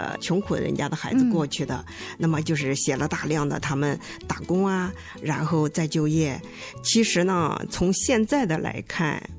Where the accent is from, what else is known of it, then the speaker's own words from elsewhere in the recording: Bozhou, Anhui, China; moved away as an adult; now in Hefei, China; 我老家呢是安徽亳州的，嗯，我在那里生长了十八年，嗯，然后考上大学以后呢，大学毕业就分配到合肥，嗯，那么算起来，从一九八八年到现在，我在合肥已经生活了三十二年。